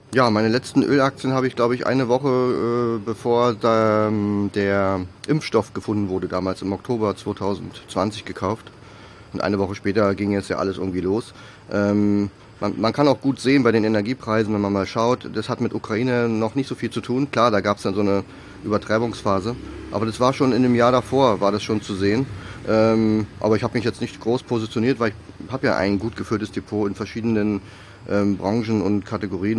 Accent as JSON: {"language": "German", "country": "Germany"}